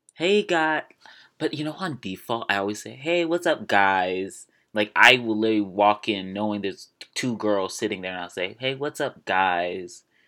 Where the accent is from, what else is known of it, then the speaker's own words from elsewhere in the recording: Maryland, United States; accent: Maryland; I love my Maryland accent. I am from twenty minutes outside of D C.